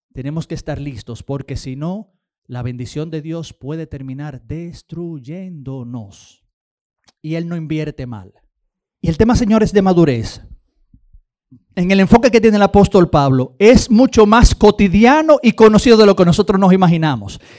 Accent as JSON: {"language": "Spanish", "country": "Dominican Republic", "said": "nosotros los dominicanos"}